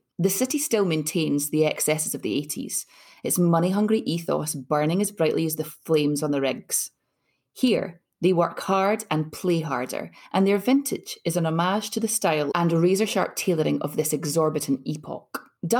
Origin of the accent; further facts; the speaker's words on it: Scotland, United Kingdom; Growing up in Scotland